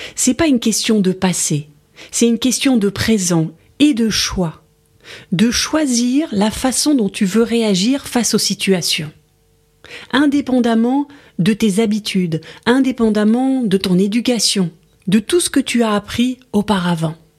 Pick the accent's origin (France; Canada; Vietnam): France; je suis française